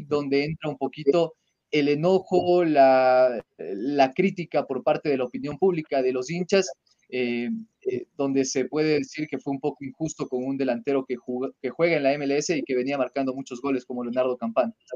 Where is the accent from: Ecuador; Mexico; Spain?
Ecuador; de poder decir que somos ecuatorianos